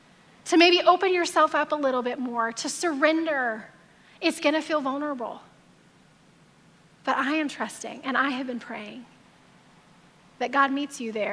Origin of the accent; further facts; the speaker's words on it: the South, United States; I grew up in the South